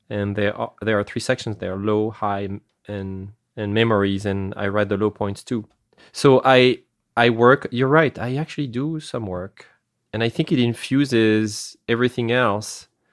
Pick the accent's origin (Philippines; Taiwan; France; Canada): France; accent: French; English is a second language; moved away; I have an accent because I come from France. I'm originally from France